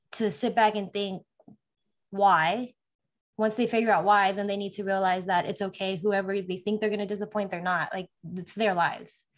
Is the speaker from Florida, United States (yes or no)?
no; California, United States; moved away as an adult; also born or lived in Las Vegas, Nevada; I'm originally from California, um, lived there most of my life before the military